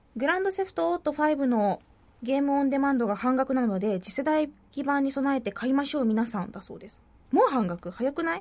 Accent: Fukuoka, Japan; accent: Hakata dialect; moved away as an adult; now in Tokyo, Japan

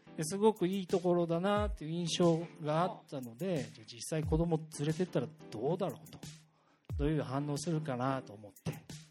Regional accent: Tatebayashi, Gunma, Japan; also born or lived in Tokyo; now in Higashikawa, Japan; 出身は、いいね、えー、と僕は、えー、と群馬県というところです関東の

